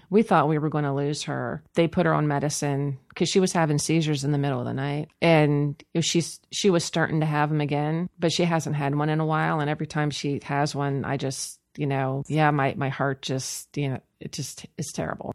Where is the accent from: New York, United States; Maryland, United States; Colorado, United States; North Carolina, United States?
Maryland, United States; Cumberland; I was born in Cumberland